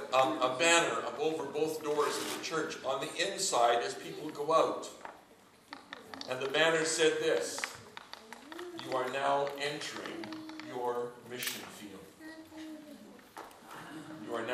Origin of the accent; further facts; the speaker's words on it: Canada; moved away as an adult; now in United Kingdom; I'm a Canadian